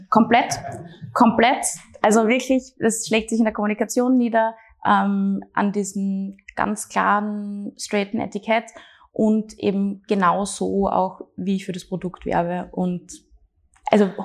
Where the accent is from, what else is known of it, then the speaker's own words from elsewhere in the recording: Graz, Styria, Austria; Meine Heimat und extrem viele äh, gute und wenig schlechte Erinnerungen.